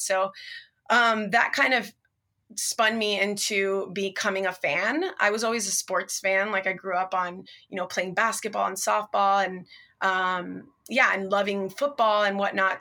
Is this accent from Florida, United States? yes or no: yes; Miami, Florida, United States; now in California, United States; I'm actually Cuban American. My parents were both born in Cuba, and I was raised in Miami, Florida